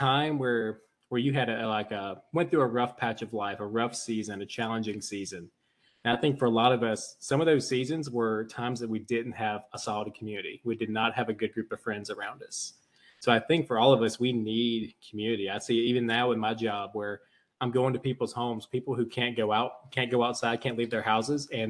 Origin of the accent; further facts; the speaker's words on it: Florence, South Carolina, United States; moved away as an adult; also born or lived in Columbia, South Carolina; now in Greer, United States; I am from Florence, South Carolina. Some of you guys have probably been there. If you've been to the New Buc-ee's, then you've been to Florence. But was born and raised there.